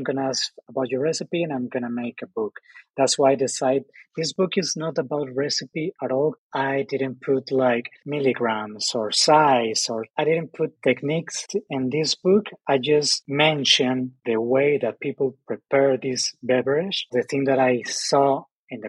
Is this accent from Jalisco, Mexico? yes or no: no; Ensenada, Baja California, Mexico; English is a second language; now in Oaxaca, Mexico; I'm Mexican, but I'm from the north, I'm from Ensenada, and I'm still a foreigner in Oaxaca